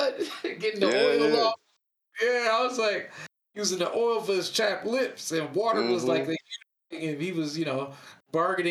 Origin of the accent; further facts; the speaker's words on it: East Coast, United States; moved away; I'm from the East Coast